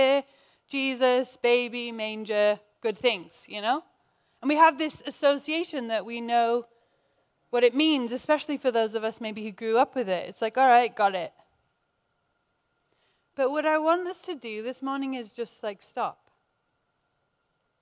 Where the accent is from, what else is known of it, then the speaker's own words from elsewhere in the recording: England, United Kingdom; now in United States; as an English person